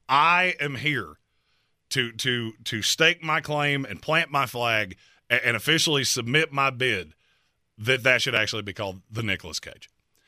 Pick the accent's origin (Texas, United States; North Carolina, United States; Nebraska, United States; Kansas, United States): North Carolina, United States; But I'm from North Carolina and I've seen it for too long.